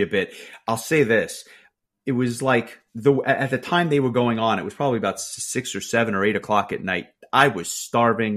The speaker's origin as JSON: {"language": "English", "region": "New York", "country": "United States", "said": "a New Yorker"}